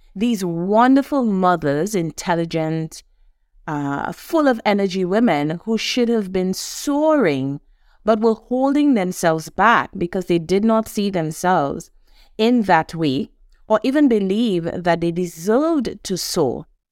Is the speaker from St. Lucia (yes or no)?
yes; St. Lucia; Born and raised in the Caribbean, an island, Saint Lucia, a hundred and eighty thousand people.